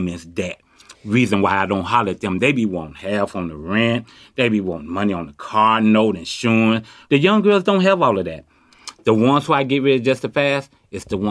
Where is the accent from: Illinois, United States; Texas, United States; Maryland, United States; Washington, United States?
Illinois, United States; Chicago; now in Oakland, United States; I was born and raised in Chicago. I grew up in the projects, Robert Taylor, and moved to the Ida B. Wells